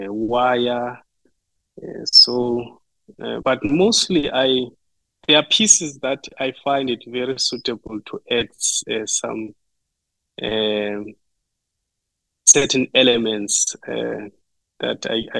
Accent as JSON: {"language": "English", "town": "Butterworth", "region": "Eastern Cape", "country": "South Africa", "tie": "born or raised there", "moved": "yes", "lives_now": "Norman, United States", "said": "I grew up in South Africa, in Eastern Cape Province, in a small town called Butterworth. But I've been raised in a village which is closer to Butterworth, about 20 kilometers"}